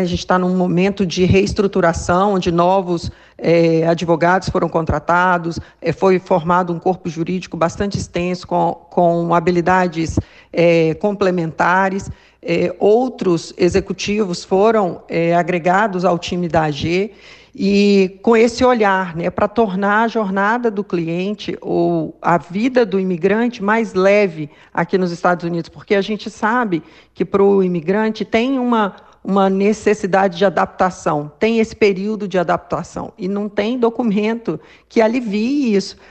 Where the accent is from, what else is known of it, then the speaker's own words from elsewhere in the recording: Belo Horizonte, Minas Gerais, Brazil; sou de BH também